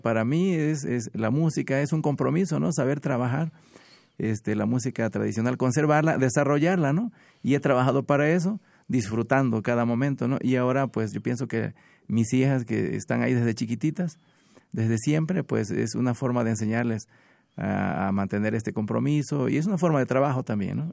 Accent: Minatitlán, Veracruz, Mexico; vengo de Minatitlán

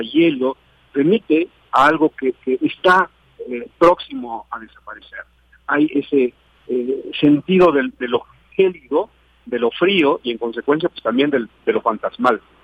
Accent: Ahualulco, Mexico; una memoria de mi pueblo

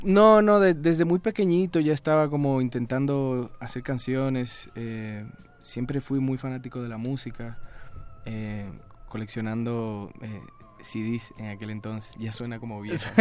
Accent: Dominican Republic; also born or lived in Spain; now in Mexico City, Mexico; yo soy dominicano

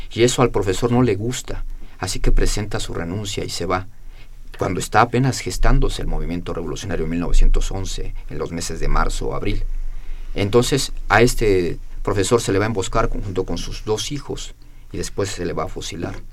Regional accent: Morelos, Mexico; Morelos, de donde soy oriundo

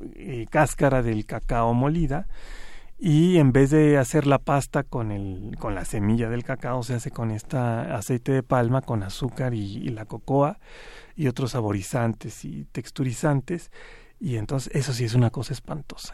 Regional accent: Mexico; nosotros como mexicanos

